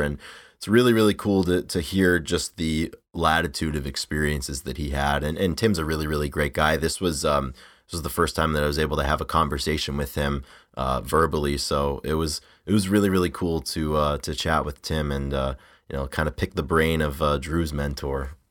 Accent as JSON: {"language": "English", "region": "Rhode Island", "country": "United States", "tie": "born or raised there", "said": "I grew up in the Northeast, not Philly, obviously, but I grew up in, in Rhode Island."}